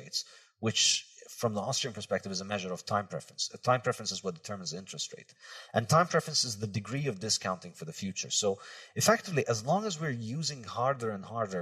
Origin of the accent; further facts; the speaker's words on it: Brazil; moved away; also born or lived in Lebanon; I was a kid growing up in Brazil